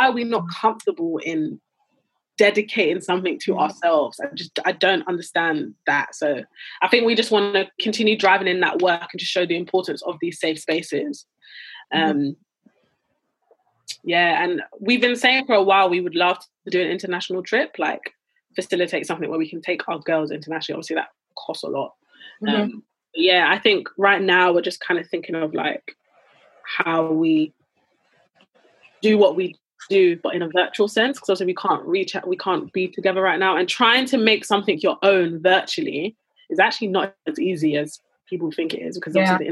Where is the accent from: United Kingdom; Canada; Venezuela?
United Kingdom; I would consider myself Black British before I say I'm Nigerian